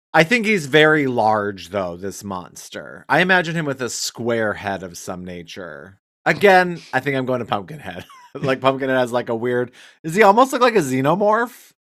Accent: Wyoming, United States; I'm from Wyoming

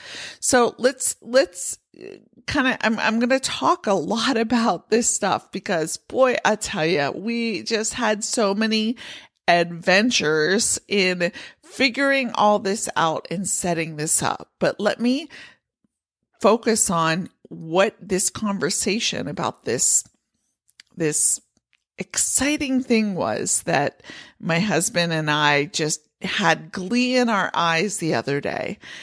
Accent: Pennsylvania, United States; Now, I grew up in Pennsylvania with horses where we kept the horses in the barn over the winter.

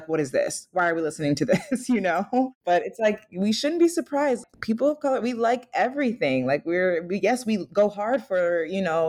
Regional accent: Lansing, Michigan, United States; moved away; also born or lived in Texas; I'm from Lansing, Michigan

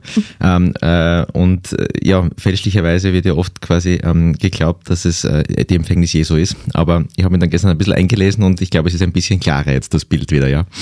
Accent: Graz, Styria, Austria; ich bin ja in der Stadt aufgewachsen, in Graz

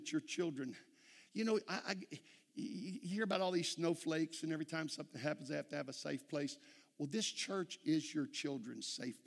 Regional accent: Texas, United States

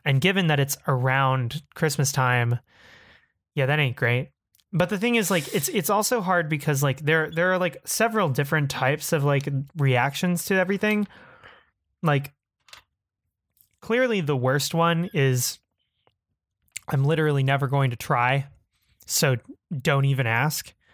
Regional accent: Texas, United States; when you're fifteen in Texas, uh, it, growing up in the Bush era

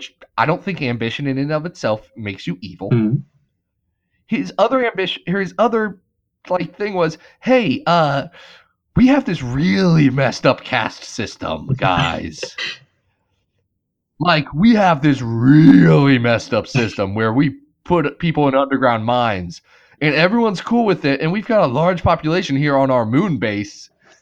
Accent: United States; accent: American; me and my dirty American accent

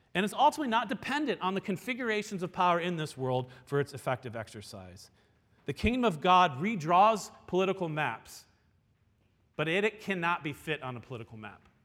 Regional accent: United States; we, as American citizens

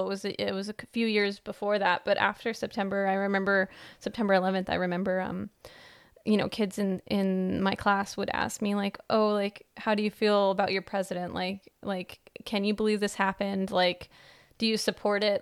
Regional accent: United States; moved away; also born or lived in Netherlands

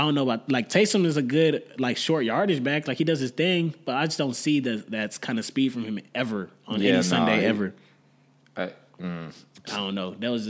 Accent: Texas, United States; we're from Texas.

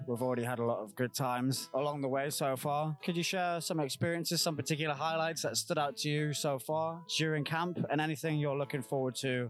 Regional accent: United Kingdom; I'm a British guy coming in here.

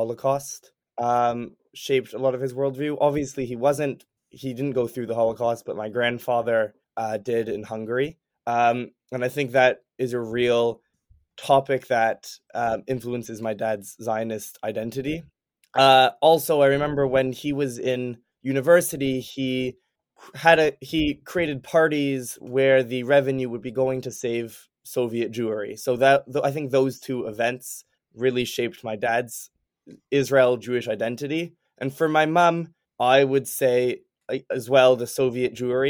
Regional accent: Toronto, Ontario, Canada; moved away as an adult; now in Boston, United States; I was born and raised in Toronto

